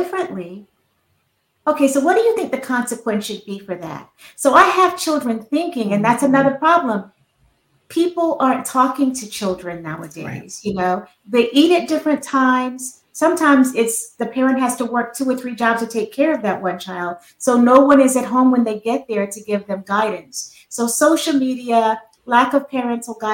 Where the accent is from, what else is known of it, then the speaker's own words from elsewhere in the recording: Fayetteville, North Carolina, United States; now in Maryland, United States; I'm from Fayetteville, North Carolina, but I live in Maryland now